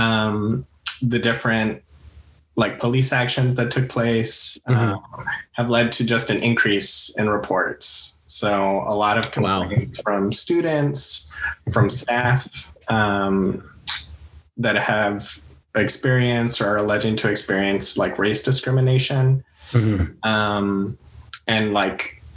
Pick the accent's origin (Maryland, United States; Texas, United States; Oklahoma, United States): Texas, United States; El Paso; moved away as an adult; also born or lived in Santa Fe, New Mexico; now in California, United States; I'm originally from El Paso, Texas. I grew up there pretty much up until I was 18, graduated from high school. Then I moved out to California